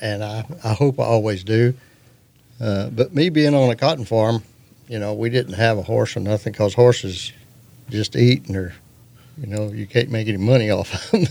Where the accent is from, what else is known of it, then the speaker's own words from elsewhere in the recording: Andrews, Texas, United States; also born or lived in Houston, Texas / Odessa, Texas; I was born in Houston, raised in Andrews.